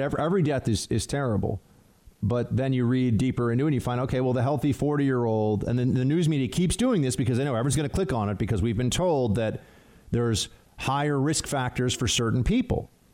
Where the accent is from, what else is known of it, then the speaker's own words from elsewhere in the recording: New York City, New York, United States; I'm in New York. New York is different. It's a very unique place that, in many ways, is absolutely fantastic, and I love it, and this is my hometown